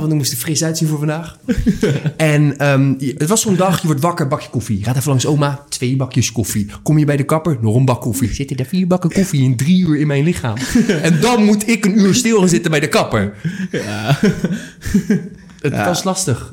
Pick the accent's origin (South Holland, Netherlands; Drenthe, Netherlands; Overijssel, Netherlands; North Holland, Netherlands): South Holland, Netherlands; Rotterdam; 27 jaar uit Rotterdam, geboren en getogen.